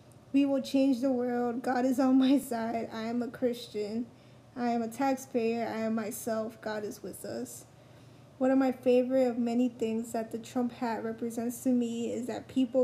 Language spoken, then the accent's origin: English; Elizabeth, New Jersey, United States; I'm from Elizabeth.